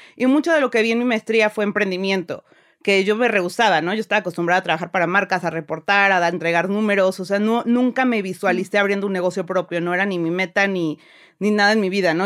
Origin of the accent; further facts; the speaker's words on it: Puebla, Mexico; also born or lived in Milan / London; yo soy de Puebla